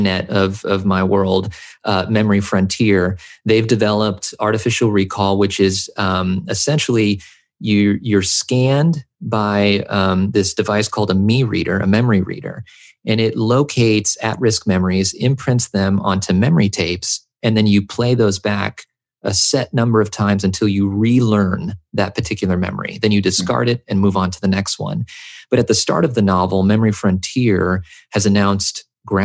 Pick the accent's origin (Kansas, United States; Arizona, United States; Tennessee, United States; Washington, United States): Tennessee, United States; rural; first language English; also born or lived in Southern California; I spent my formative years in rural Tennessee, when we moved over here from Southern California, I started to notice that most of my friends in this rural town where I grew up were white.